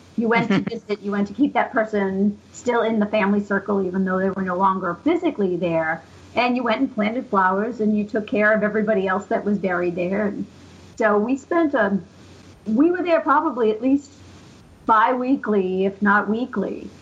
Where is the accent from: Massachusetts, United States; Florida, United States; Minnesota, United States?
Massachusetts, United States; Central; I grew up around here. I grew up in Central Mass